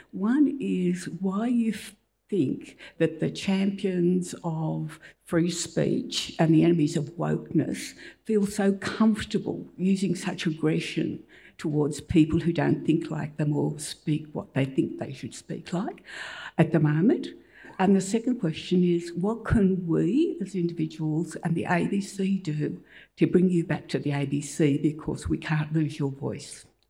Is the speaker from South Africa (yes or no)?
yes; South Africa; now in Australia; I'm from South Africa